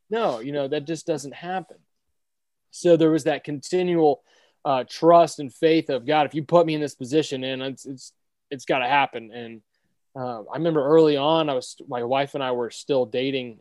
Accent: Orlando, Florida, United States; I grew up here in Orlando

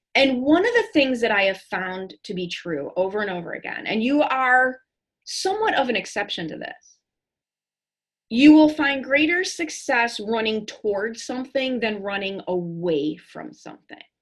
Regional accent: Chicago, Illinois, United States; growing up in Chicago public schools

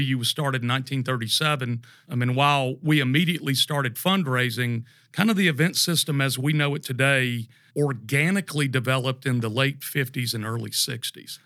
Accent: Tallahassee, Florida, United States; moved away as an adult; also born or lived in Charlotte, North Carolina; born and raised in Tallahassee, Florida

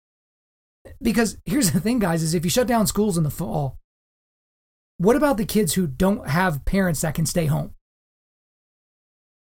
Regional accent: Lawton, Oklahoma, United States; My hometown of Lawton, Oklahoma is not a whole lot like New York City

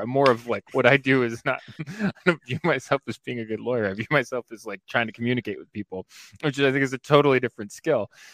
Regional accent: New York, United States; I'm from New York, so Syracuse, Rochester

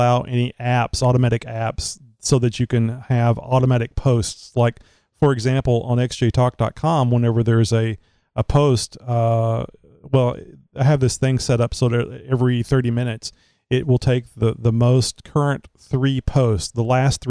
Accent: Southeast Texas, United States; born or raised there

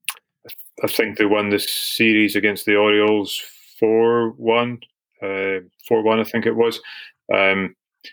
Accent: Scotland, United Kingdom; being Scottish

